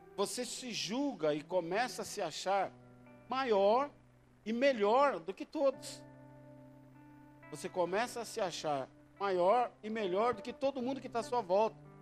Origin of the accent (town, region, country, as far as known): Brazil